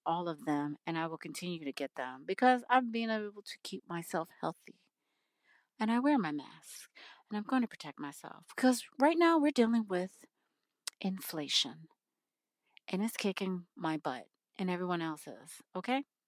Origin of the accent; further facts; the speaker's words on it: United States; I am an American